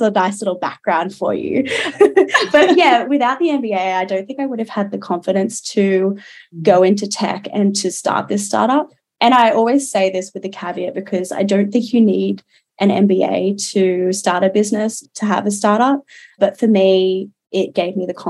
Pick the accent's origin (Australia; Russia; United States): Australia; Newcastle, New South Wales; I grew up in Newcastle here in New South Wales and very much a coastal gal